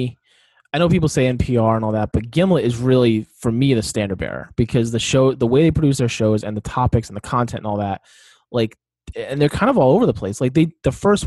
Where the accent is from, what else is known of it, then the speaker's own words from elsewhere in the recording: Providence, Rhode Island, United States; My hometown